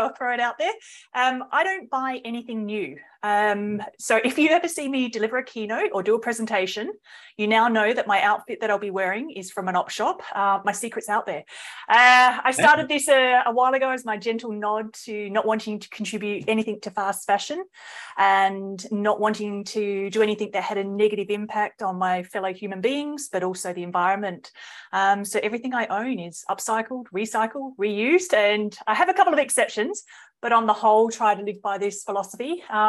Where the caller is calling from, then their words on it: Melbourne, Victoria, Australia; Oh, I'm here in Melbourne. Absolute delight to be talking with you today.